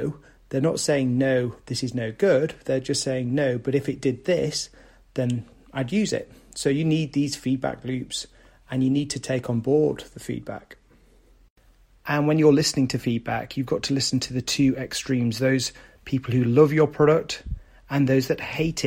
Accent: the north of England, United Kingdom; from the north of England and my hometown

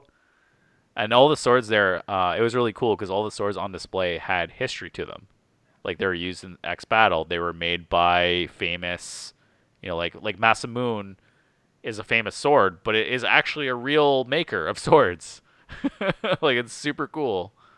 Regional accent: Canada; being Canadian

